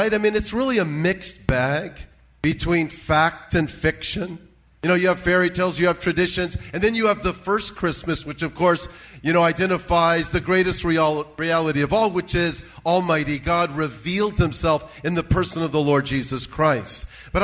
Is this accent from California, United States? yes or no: yes; South Bay, California, United States; I grew up in the South Bay